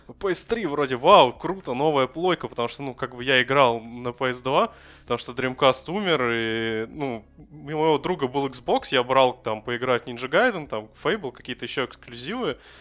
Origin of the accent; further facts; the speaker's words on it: Russia; мы из России